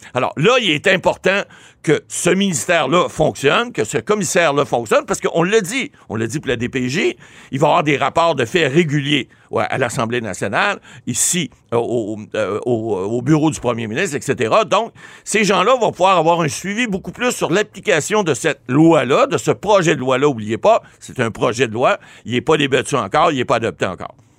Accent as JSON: {"language": "French", "town": "Ottawa", "region": "Ontario", "country": "Canada", "tie": "born or raised there", "said": "Je suis natif d'Ottawa."}